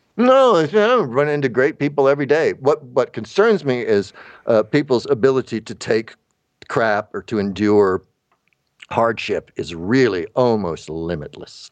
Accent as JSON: {"language": "English", "town": "Tallahassee", "region": "Florida", "country": "United States", "also_born_or_lived": "Atlanta", "moved": "yes", "said": "I'm from Tallahassee"}